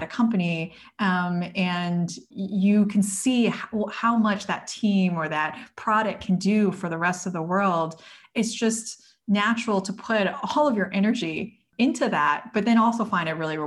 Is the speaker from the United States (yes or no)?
yes; United States; I grew up in the United States